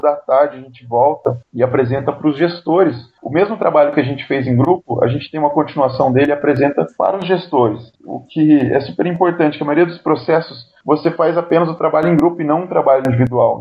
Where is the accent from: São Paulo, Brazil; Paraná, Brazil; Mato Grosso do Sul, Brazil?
Paraná, Brazil; Ubiratã; also born or lived in Curitiba; Eu sou nascido em Ubiratã, uma pequena cidadezinha do interior do Paraná, e eu me mudei para Curitiba para fazer o segundo grau